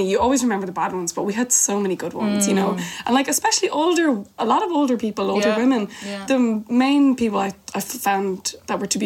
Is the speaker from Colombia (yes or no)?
no; Ireland; an Irish person